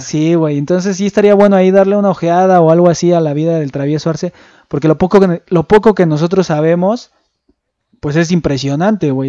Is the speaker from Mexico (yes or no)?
yes; Mexico; el público que más consume boxeo somos los mexicanos